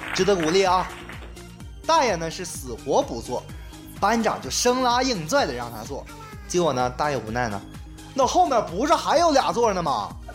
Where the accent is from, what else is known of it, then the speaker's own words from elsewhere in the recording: Heilongjiang, China; 我老家黑龙江